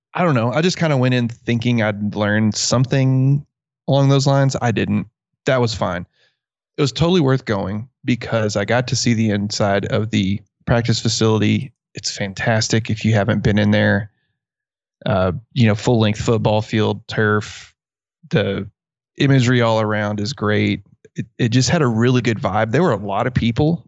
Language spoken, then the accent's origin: English; Merkel, Texas, United States; I grew up in Merkle, Texas